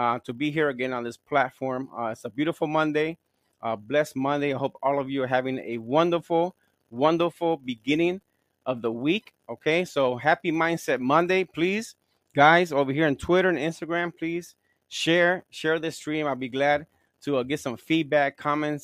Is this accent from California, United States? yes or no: no; Gary, Indiana, United States; I'm from Gary, Indiana.